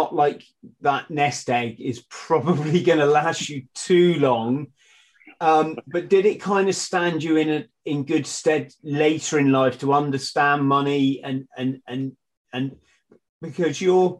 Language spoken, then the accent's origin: English; Bromley, London, United Kingdom; I was born in Bromley, funnily enough.